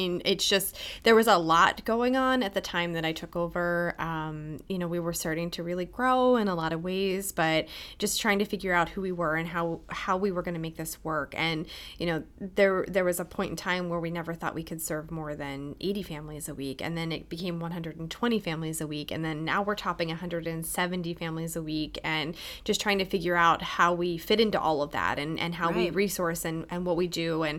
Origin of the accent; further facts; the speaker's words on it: Altoona, Pennsylvania, United States; Yeah, so I come from the Altoona area, and as I was kind of on my college journey, I saw Lebanon Valley College.